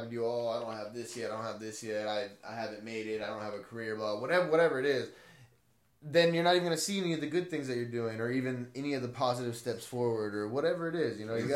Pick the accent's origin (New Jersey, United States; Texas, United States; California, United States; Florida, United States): California, United States; Blythe; I grew up in Blythe